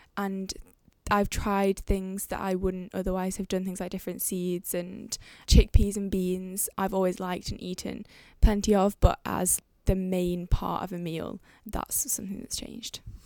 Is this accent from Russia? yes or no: no; Manchester, North West England, United Kingdom; moved away as an adult; now in Cambridge, United Kingdom; I'm living Cambridge. I'm from Manchester.